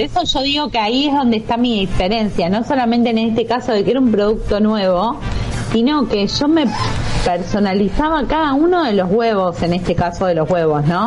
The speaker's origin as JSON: {"language": "Spanish", "region": "southern Buenos Aires Province", "country": "Argentina", "tie": "born or raised there", "said": "yo soy de Huile, mm. nací acá en Huile o sea, es zona sur de provincia de Buenos Aires"}